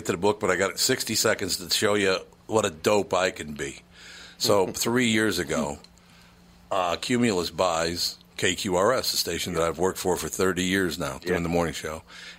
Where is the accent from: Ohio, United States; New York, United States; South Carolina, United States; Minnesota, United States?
Minnesota, United States; now as a Minnesotan